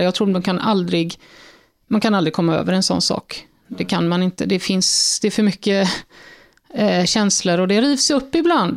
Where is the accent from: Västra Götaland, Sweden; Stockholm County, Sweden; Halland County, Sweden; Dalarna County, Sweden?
Halland County, Sweden; Fjärås; knappt utanför Fjärås där jag är uppvuxen